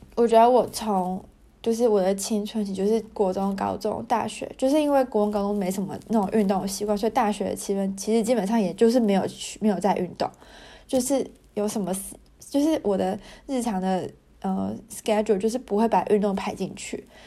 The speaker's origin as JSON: {"language": "Chinese", "country": "Taiwan", "moved": "as an adult", "lives_now": "Germany", "said": "我们台湾人"}